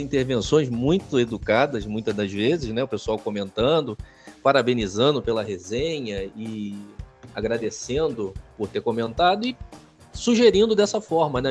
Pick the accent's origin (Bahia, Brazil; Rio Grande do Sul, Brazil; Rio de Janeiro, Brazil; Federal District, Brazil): Rio de Janeiro, Brazil; moved away as an adult; now in Caxias do Sul, Brazil; eu sou carioca, né, cara? Eu sou nascido no Rio de Janeiro e estou morando aqui em Caxias do Sul desde 2019